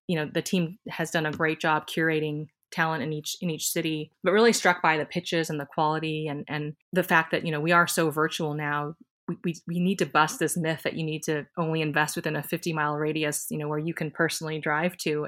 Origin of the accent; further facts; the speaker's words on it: Iowa, United States; also born or lived in Silicon Valley; now in Minnesota, United States; I was born in Iowa, and we both have a ton of family here in the Midwest